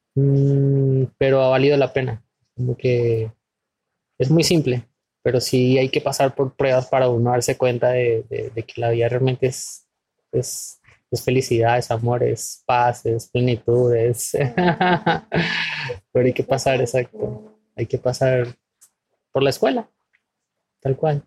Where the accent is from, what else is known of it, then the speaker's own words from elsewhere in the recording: Venezuela; moved away as an adult; now in Ecuador; soy de Venezuela, tengo 31 años y de los cuales yo viviendo en Ecuador 7 años